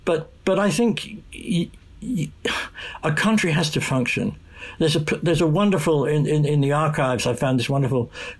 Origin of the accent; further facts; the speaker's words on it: United Kingdom; being British